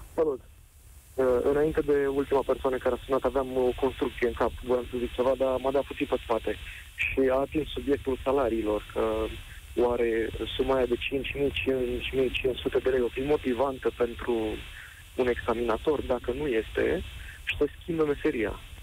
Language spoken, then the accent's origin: Romanian; Galați, Galați County, Romania; în Galați, de acolo de unde sunt eu